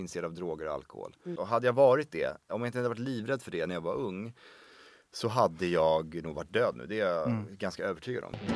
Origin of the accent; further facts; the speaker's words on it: Sweden; jag är ju som sagt född och uppvuxen i Sverige